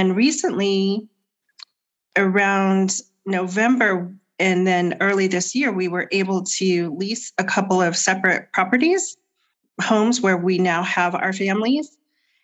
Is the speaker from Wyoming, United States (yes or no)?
yes; Cheyenne, Wyoming, United States; also born or lived in Laramie, Wyoming; I was born in Laramie, Wyoming, but I moved over here when I was just little. And grew up in Cheyenne.